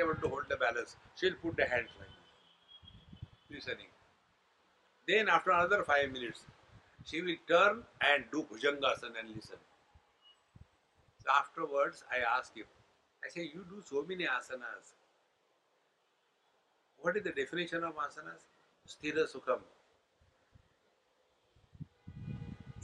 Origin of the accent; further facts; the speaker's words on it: India; also born or lived in United States; being Indian